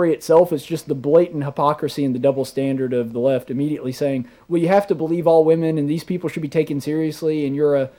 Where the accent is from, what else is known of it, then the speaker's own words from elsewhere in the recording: Montgomery, Alabama, United States; I love my hometown. I love the River Region